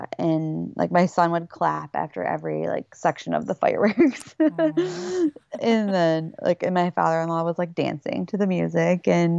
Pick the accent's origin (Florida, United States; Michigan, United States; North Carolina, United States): Michigan, United States; So we're from Michigan